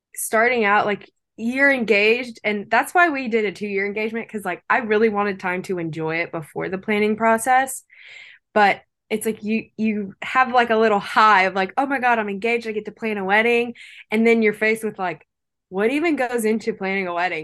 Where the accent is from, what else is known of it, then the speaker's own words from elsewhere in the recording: Lake Charles, Louisiana, United States; I was not born in Lake Charles, but I was raised here from a very young age